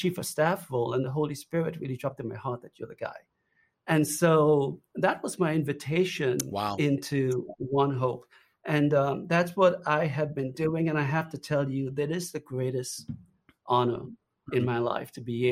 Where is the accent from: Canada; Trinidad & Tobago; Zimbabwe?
Trinidad & Tobago; accent: Trinidadian; also born or lived in South Florida, United States; now in United States; The accent you hear, by the way, is from Trinidad.